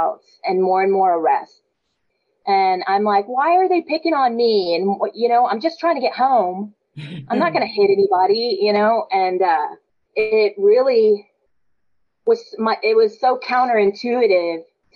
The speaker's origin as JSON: {"language": "English", "town": "San Antonio", "region": "Texas", "country": "United States", "said": "I'm the youngest of 12 kids. I'm from San Antonio, big Catholic family"}